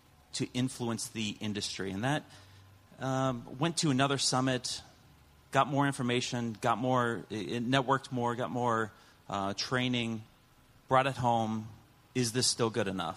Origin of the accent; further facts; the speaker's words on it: Ohio, United States; I'm from Ohio